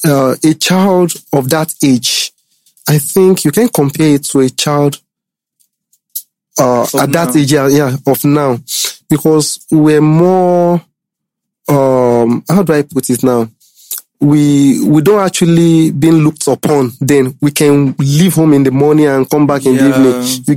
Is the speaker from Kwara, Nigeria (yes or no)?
yes; Ilorin, Kwara, Nigeria; born there; I was born in Ilorin.